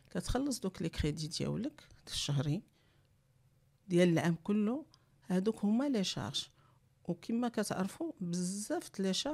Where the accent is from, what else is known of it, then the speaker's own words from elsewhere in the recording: Morocco; علاش بدات لا فيكونداسيون ان فيترو عندنا في المغرب